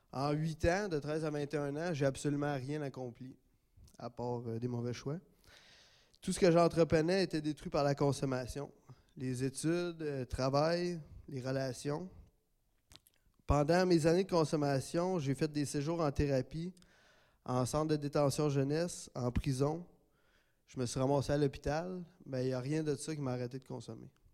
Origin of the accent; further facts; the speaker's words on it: Gatineau, Quebec, Canada; je suis natif de Gatineau